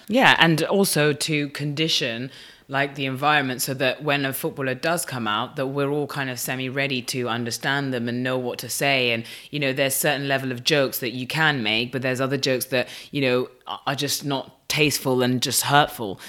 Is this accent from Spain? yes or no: yes; Madrid, Community of Madrid, Spain; growing up in Madrid